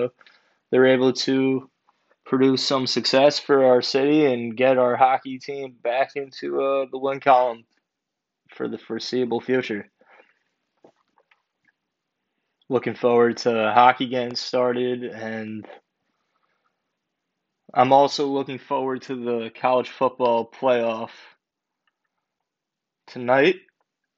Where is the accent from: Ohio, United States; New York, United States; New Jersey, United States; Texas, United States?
New York, United States; Long Island; I'm from Long Island and I basically grew up living like 5 minutes away from Nassau Coliseum. And I always grew up with hockey, going to hockey games.